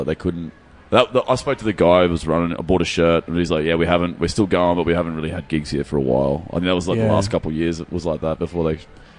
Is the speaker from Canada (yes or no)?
no; Bowen, Queensland, Australia; also born or lived in Melbourne; now in Brisbane, Australia; I've been living in Brizzy since I was a late teenager. But I grew up in North Queensland, in Bowen, mm-hmm. around Ellie Beachways. But I've been living in Brisbane ever since, or a couple of stints in Melbourne.